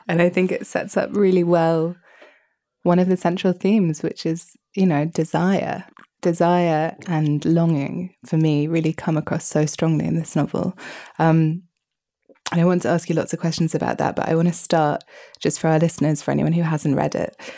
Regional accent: United Kingdom; as a Brit

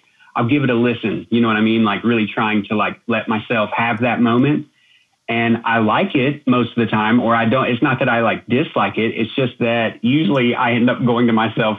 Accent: Denver, North Carolina, United States; now in Asheville, United States; I grew up in Denver, North Carolina

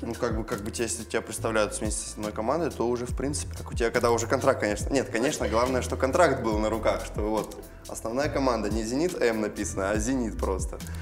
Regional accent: Belorechensk, Krasnodar Krai, Russia; я из Белореченска, это, получается, сто километров от Краснодара

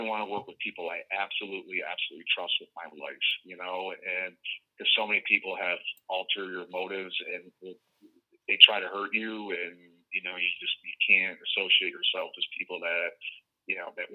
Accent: New York, United States; I'm a New Yorker

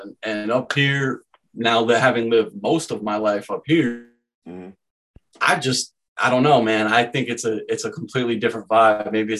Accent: Florida, United States; So I'm originally from Florida.

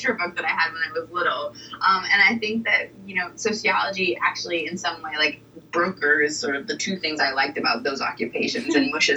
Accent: Portland, Oregon, United States; I grew up in Portland, Oregon

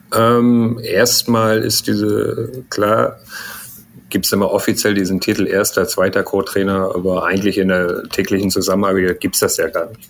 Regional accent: Germany; Ich bin ja hier aufgewachsen in Deutschland. Vater ist Iraner, Mutter ist Deutsch.

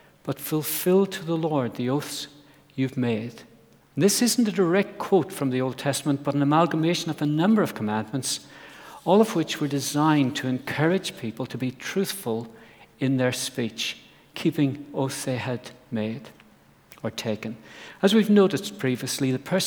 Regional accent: Ireland; I grew up in Ireland on an apple farm

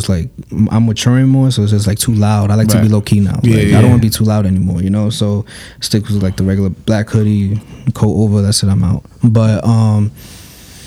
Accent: New York City, New York, United States; we're from New York

